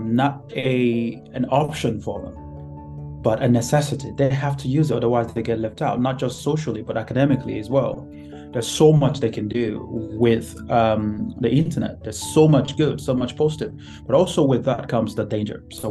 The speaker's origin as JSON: {"language": "English", "country": "Nigeria", "moved": "as an adult", "lives_now": "United Kingdom", "said": "I came from Nigeria, my home country, to live in the UK."}